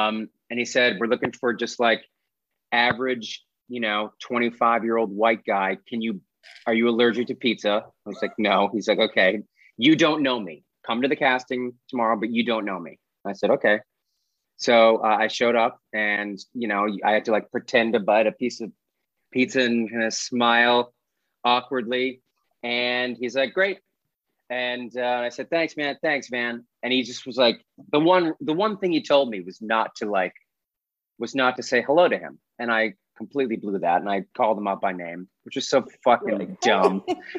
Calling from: Los Angeles, California, United States; also born or lived in New York; I'm beaming in from Eagle Rock on the east side. Yeah, I'm here. I've been in Los Angeles for, 16 years now.

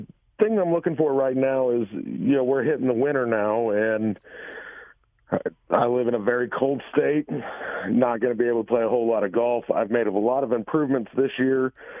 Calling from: Effingham, Illinois, United States; Effingham, Illinois.

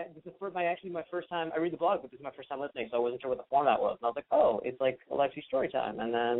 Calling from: Los Angeles, California, United States; I'm 27. I'm calling from L.A.

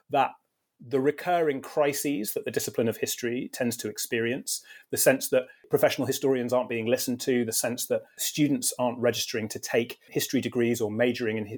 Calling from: United Kingdom; I'm speaking from Britain, where I was trained in American studies and where I teach American history.

